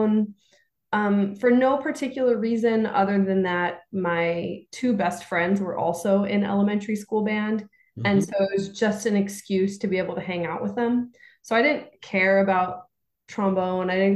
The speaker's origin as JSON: {"language": "English", "town": "Santa Barbara", "region": "California", "country": "United States", "tie": "born or raised there", "moved": "yes", "lives_now": "New York City, United States", "said": "I grew up in Santa Barbara, California"}